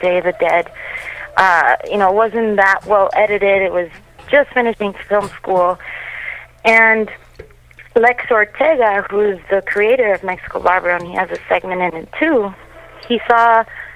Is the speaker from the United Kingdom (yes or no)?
no; Canada; also born or lived in Latin America; I grew up here in Canada, you know, the other half of my life